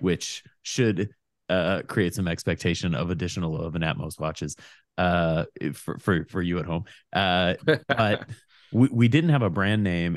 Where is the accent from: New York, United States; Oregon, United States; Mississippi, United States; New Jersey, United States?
Oregon, United States; Portland; I grew up on Foster Road in Portland.